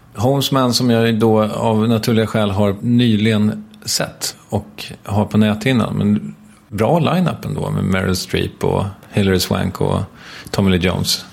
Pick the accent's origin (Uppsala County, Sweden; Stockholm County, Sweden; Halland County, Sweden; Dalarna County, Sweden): Stockholm County, Sweden; Stockholm; här ute i mina hemtrakter